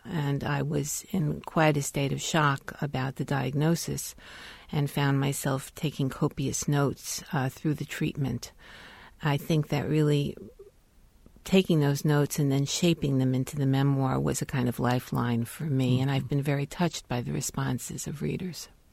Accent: New York, United States; moved away as an adult; also born or lived in Chicago / Bloomington; I was born in Brooklyn, raised in New York

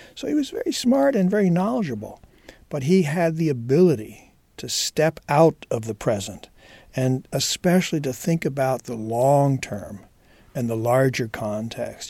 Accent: Indiana, United States; I'm also a Hoosier.

